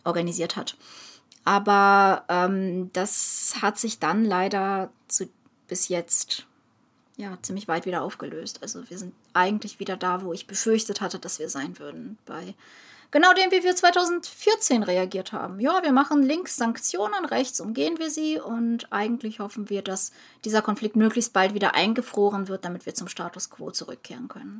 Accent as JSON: {"language": "German", "country": "Ukraine", "moved": "yes", "lives_now": "Germany", "said": "Als Ukrainerin"}